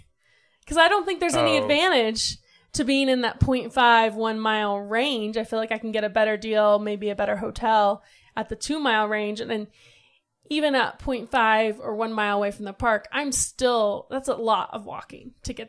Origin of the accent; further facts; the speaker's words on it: Ohio, United States; We grew up in Ohio. We never went.